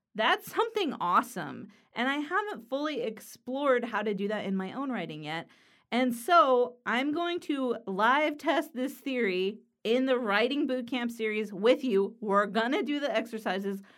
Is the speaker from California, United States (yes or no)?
yes; Los Angeles, California, United States; now in Pennsylvania, United States; I live in Pennsylvania in the U S, but I'm from Los Angeles, California